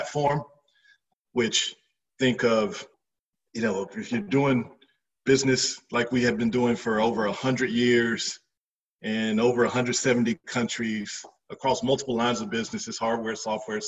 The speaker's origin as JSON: {"language": "English", "town": "Fayetteville", "region": "North Carolina", "country": "United States", "tie": "born or raised there", "said": "I grew up in Fayetteville, North Carolina"}